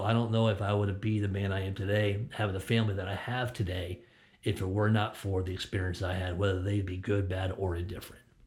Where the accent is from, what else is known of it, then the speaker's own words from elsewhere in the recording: Connecticut, United States; moved away; I'm born and raised in Connecticut